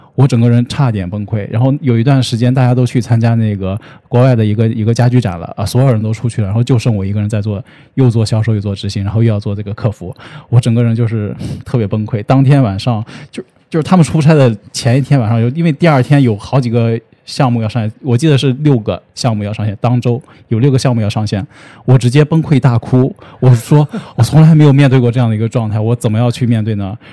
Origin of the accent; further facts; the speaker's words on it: Shanxi, China; also born or lived in Thailand / Quanzhou; now in Beijing, China; 我是山西人